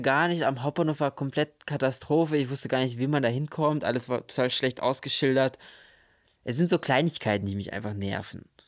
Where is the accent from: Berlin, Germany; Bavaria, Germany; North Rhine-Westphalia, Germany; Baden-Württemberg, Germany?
North Rhine-Westphalia, Germany; Bielefeld; ich komme aus Bielefeld